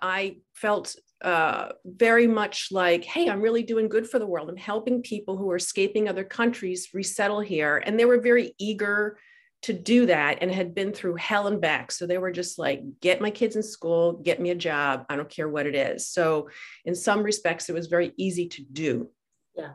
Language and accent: English; New Jersey, United States; I was born in New Jersey